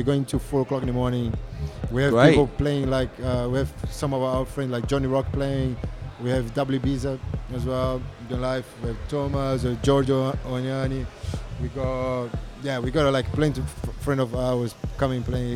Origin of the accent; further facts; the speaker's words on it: Brazil; now in London, United Kingdom; I'm from Brazil, okay? Like, I'm half Brazilian, half Italian. When I arrived here, I didn't have no friends whatsoever